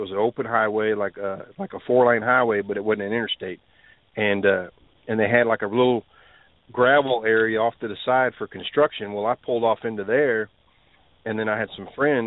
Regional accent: Texas, United States; I'm from Texas

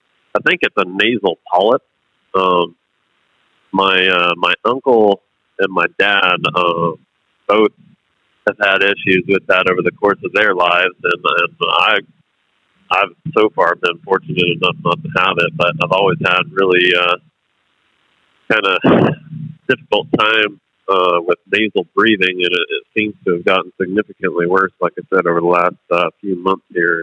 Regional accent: North Carolina, United States; now in Cheyenne, United States; I grew up in North Carolina

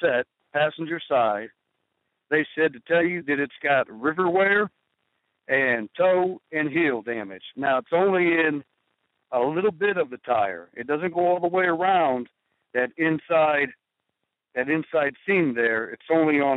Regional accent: Ohio, United States; my phone number's from Ohio, and I am from Ohio.

